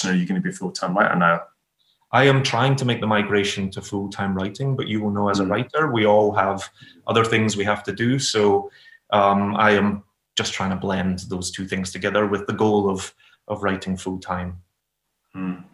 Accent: Glasgow, Scotland, United Kingdom; And who are growing up in Glasgow, you know, I couldn't tell you what Brother Glen looks like.

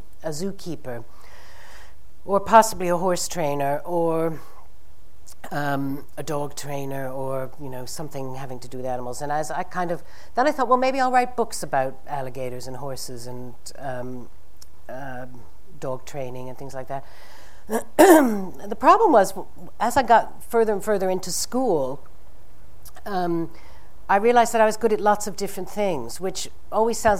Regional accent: Boston, Massachusetts, United States; I'd gone to work at the Science Museum where I grew up in Boston

